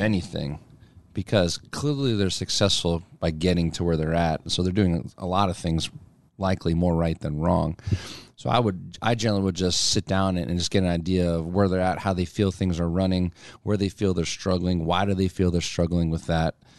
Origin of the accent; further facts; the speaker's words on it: near Allentown, eastern Pennsylvania, United States; now in Omaha, United States; I'm from Pennsylvania originally